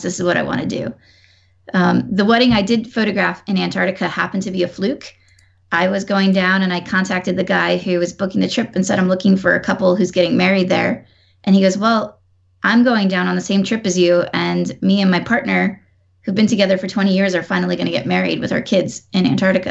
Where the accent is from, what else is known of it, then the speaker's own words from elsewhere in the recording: Newburgh, New York, United States; moved away as an adult; now in Washington, D.C., United States; I'm actually from New York too